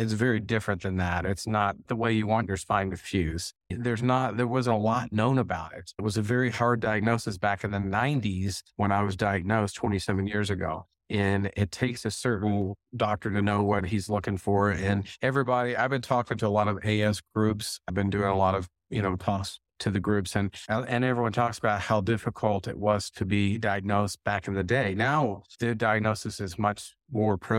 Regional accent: Texas, United States; I grew up in Texas

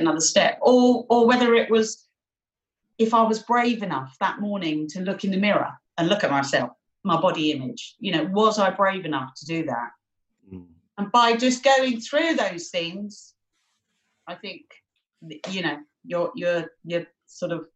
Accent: London, United Kingdom; accent: Cockney; I was born in Barts, London. As I mentioned, I'm a Bow Bell Cockney.

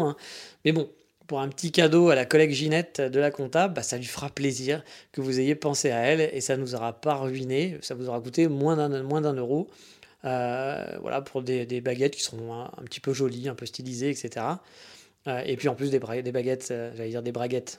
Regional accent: France; je venais de France

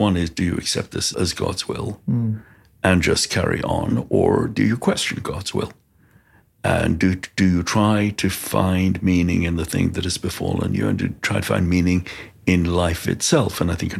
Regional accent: London, United Kingdom; also born or lived in Golders Green, London; I grew up in Stamford Hill, which is Stoke Newington and Stamford Hill, which is the ultra-Orthodox part of London, in a very Haredi community, but a community that was imbued with the values of Rabbi Shimshon Raphael Hirsch

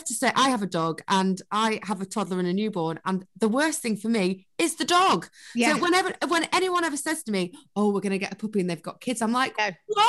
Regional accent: United Kingdom; But we're British.

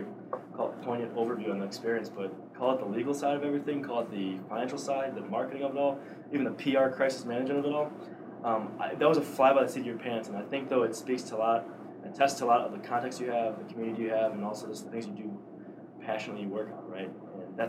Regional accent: Downers Grove, Illinois, United States; moved away; Downers Grove, my hometown

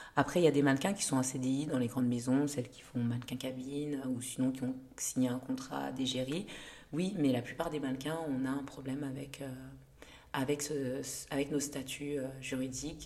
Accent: Lyon, Auvergne-Rhône-Alpes, France; also born or lived in Rwanda / Kenya; je suis née au Rwanda et je suis arrivée en France, j'avais 8 ans, donc euh, deux ans après le génocide euh, en 94. Et j'ai grandi à Lyon jusqu'à ma thèse.

